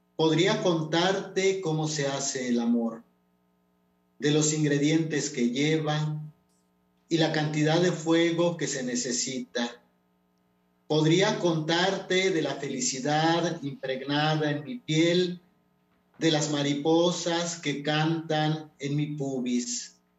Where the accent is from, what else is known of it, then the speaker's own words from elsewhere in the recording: Totonac-speaking family, Totonacapan, Mexico; first language Totonac; Spanish is a second language; also born or lived in Huehuetla; yo crecí en una familia hablando todo en totonaco, o sea, papá, mamá, la abuela, este, los hermanos, todos nos comunicábamos en totonaco